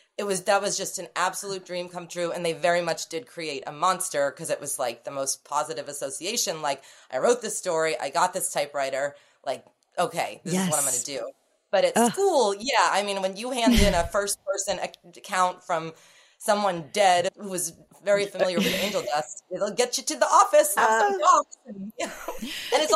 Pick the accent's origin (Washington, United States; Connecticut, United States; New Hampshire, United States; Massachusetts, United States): Massachusetts, United States; Cape Cod; I grew up in Cape Cod